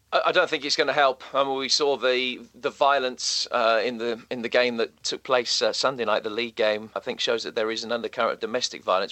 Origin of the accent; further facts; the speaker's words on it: England, United Kingdom; as an Englishman